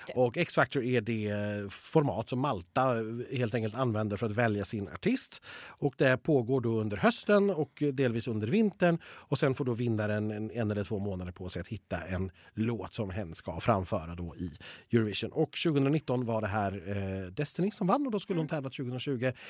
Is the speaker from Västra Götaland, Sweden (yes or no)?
yes; Borås, Västra Götaland, Sweden; jag kommer från Borås